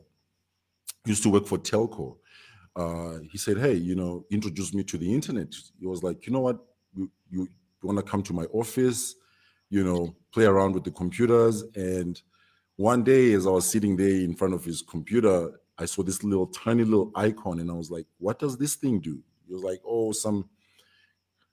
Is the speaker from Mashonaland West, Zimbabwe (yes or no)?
no; Victoria Falls, Matabeleland North, Zimbabwe; also born or lived in Bulawayo; born and raised in Victoria Falls, very small town.